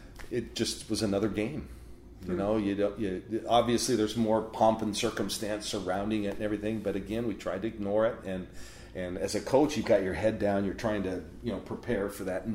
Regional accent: Salt Lake City, Utah, United States; also born or lived in Spokane; now in Oregon, United States; I grew up in Salt Lake City

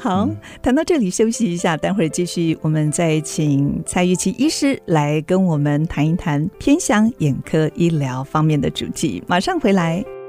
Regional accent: Luodong, Yilan County, Taiwan; 还到我们的家乡宜兰县的罗东

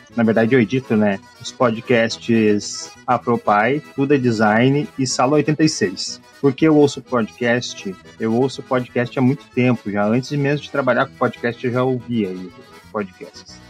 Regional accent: Estância Velha, Rio Grande do Sul, Brazil; eu sou da cidade de Estância Velha

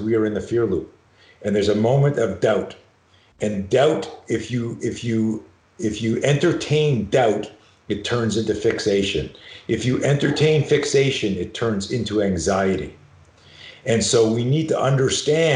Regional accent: Montreal, Quebec, Canada; Growing up in Montreal, Canada

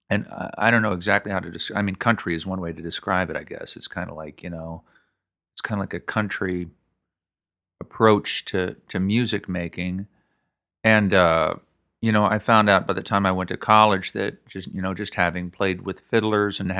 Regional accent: New York, Pennsylvania, United States; born there; also born or lived in Creedmoor, North Carolina; I was born in New York, Pennsylvania, and uh, but my family we moved around uh, every year, like literally every year, sometimes even more, till I was uh, um, thirteen. And by that time, we were in uh, a little town in uh, North Carolina called Creedmoor.

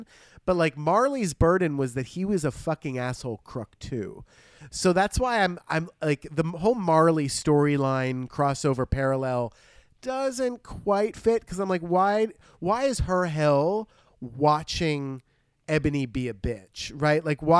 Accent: Bergen County, New Jersey, United States; moved away; when I was home from Paramus.

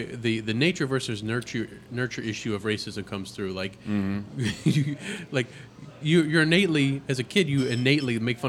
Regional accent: the South, United States; growing up in the South

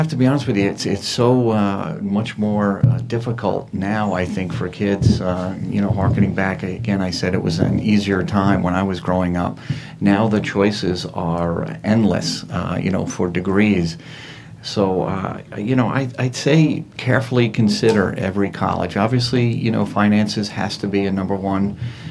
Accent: Levittown, New York, United States; I grew up in Levittown.

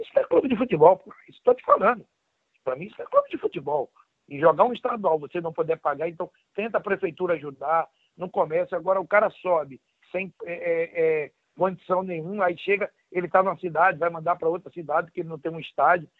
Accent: Northeast Region, Brazil; moved away as an adult; also born or lived in São Paulo / Campinas / Madrid; eu sou nordestino

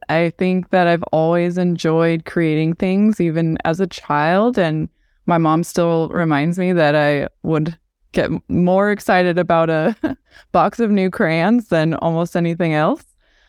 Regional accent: West Jordan, Utah, United States; So I grew up in a Mormon community. I grew up in West Jordan, Utah

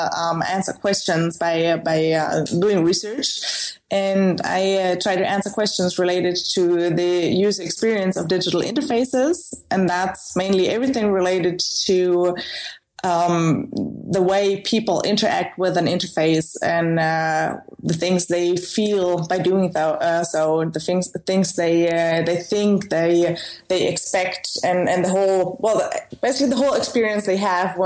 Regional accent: Stuttgart, Baden-Württemberg, Germany; moved away as an adult; also born or lived in United States; now in Netherlands; I was originally born in the south of Germany, near Stuttgart, and that's also where I spent the most of my life.

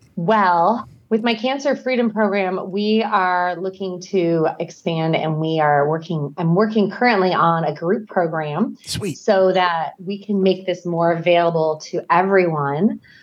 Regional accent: Scottsdale, Arizona, United States; now in Idaho, United States; I grew up in Scottsdale, Arizona.

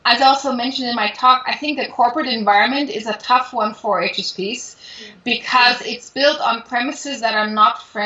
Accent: Munich, Bavaria, Germany; moved away as an adult; also born or lived in Paris; I grew up in Munich

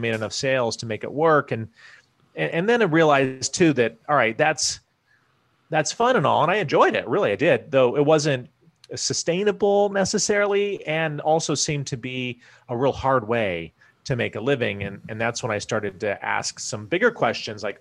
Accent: Iowa, United States; moved away as an adult; also born or lived in Wyoming / Washington, D.C. area; I was born in Wyoming, grew up in Iowa

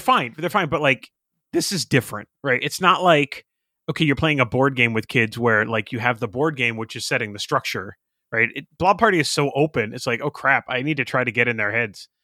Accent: Boston area, Massachusetts, United States; I'm half Irish, blah blah blah, all that stuff that you know people from the Boston area say about Ireland

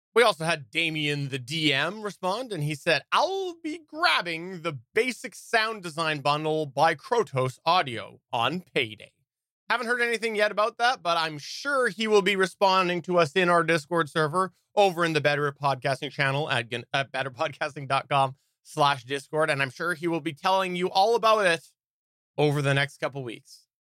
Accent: Canada; also born or lived in British Columbia; I am Canadian

